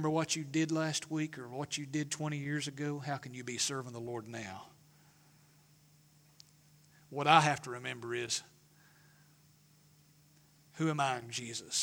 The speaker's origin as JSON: {"language": "English", "region": "East Tennessee", "country": "United States", "said": "I'm proud to be a hillbilly from East Tennessee"}